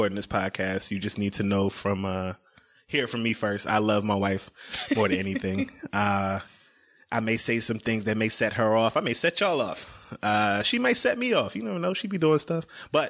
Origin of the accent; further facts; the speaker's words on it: Atlanta, Georgia, United States; also born or lived in Scottdale, Georgia; My family, we moved from Scottsdale, Georgia. We were living in Oak Forest at the time. We moved from Oak Forest to East Lake. And I attended Drew Charter School in fifth grade